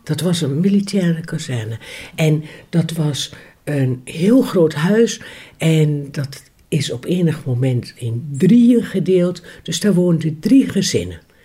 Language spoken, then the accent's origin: Dutch; Ruurlo, Gelderland, Netherlands; Ik ben in 1961 geboren in Ruurlo, in het buitengebied.